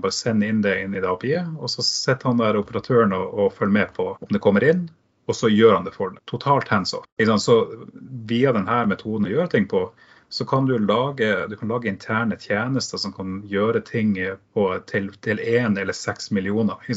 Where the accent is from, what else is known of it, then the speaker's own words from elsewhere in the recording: Tromsø, Troms, Norway; accent: Tromsø dialect; now in Oslo, Norway; jeg kommer originalt fra Tromsø, så det er derfor jeg har den flotte dialekten